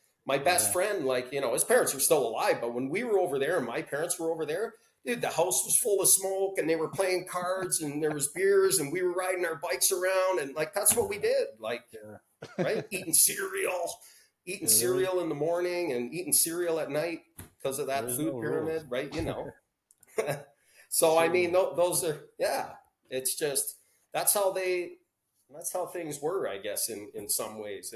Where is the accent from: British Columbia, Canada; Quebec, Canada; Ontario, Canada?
Ontario, Canada; Welland; we grew up in Welland, Ontario